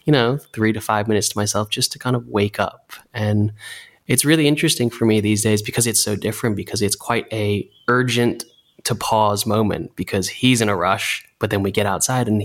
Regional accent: Santa Monica, California, United States; also born or lived in New Zealand; we moved to Santa Monica, California, where I grew up

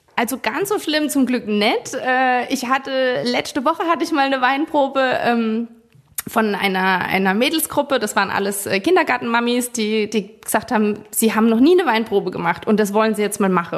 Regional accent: Forst, Rhineland-Palatinate, Germany; wir sind aus Forsch, das ist schon ein Ort

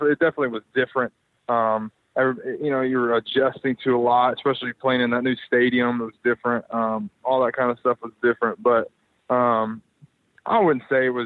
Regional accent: Little Rock, Arkansas, United States; moved away as an adult; also born or lived in Atlanta, Georgia; now in Orange County, United States; I was from Arkansas, I mean, I lived in Little Rock

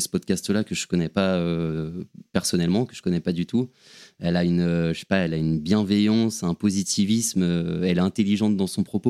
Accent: Paris, Île-de-France, France; also born or lived in Aix-en-Provence; je suis, parisien, j'ai grandi à Paris

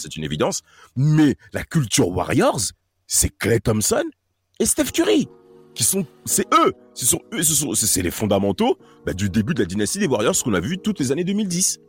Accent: France; nous on est français

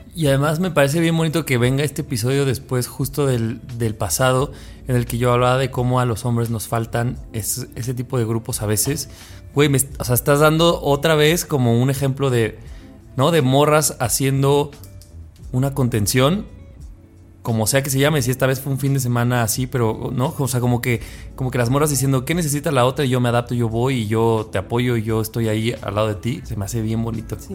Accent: Cuautitlán Izcalli, State of Mexico, Mexico; moved away; soy del Estado de México, soy de Izcali

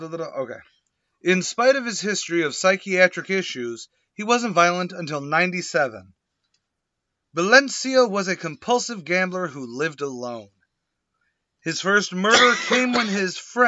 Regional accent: United States; I'm an American

